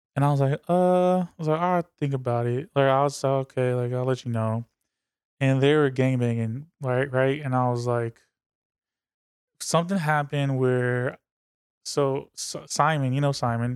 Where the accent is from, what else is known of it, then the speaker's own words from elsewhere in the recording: Berkeley, California, United States; I was born in Berkeley